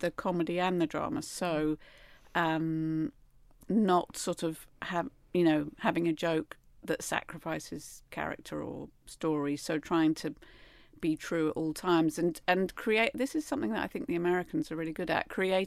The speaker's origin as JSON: {"language": "English", "country": "United Kingdom", "said": "as a British middle class, repressed, emotionally unevolved human being"}